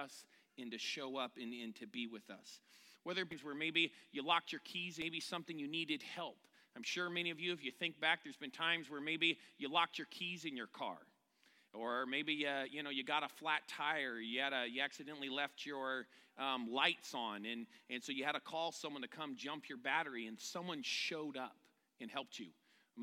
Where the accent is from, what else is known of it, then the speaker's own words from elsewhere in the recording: California, United States; I'm from California